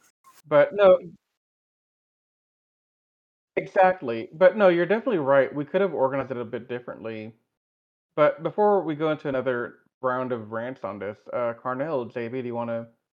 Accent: Houston, Texas, United States; given I'm from Houston, and we're in a heat stroke, like in a heat wave right now.

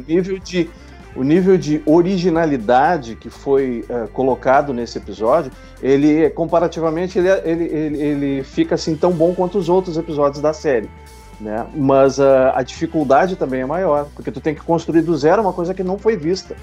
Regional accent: Porto Alegre, Rio Grande do Sul, Brazil; Eu sou de Porto Alegre, Rio Grande do Sul

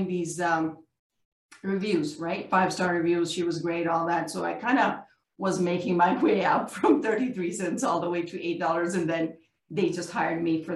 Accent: Pakistan; I'm a South Asian, I'm from Pakistan.

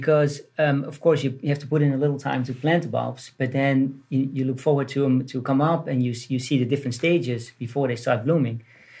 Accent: Netherlands; accent: Dutch; now in United States; I was born in Holland.

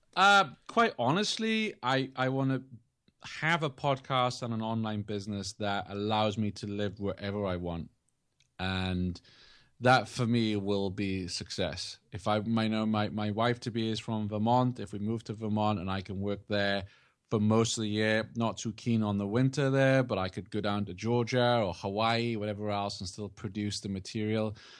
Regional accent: England, United Kingdom; moved away; I grew up in England

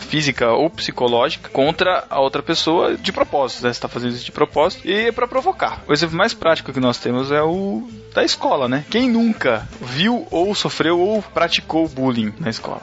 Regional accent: Botucatu, São Paulo, Brazil; eu sou de Botucatu, eu fiz faculdade aqui mesmo

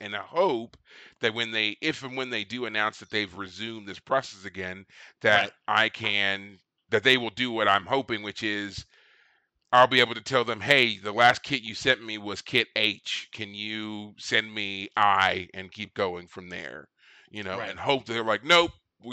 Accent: Kentucky, United States; now in Austin, United States; my home state of Kentucky

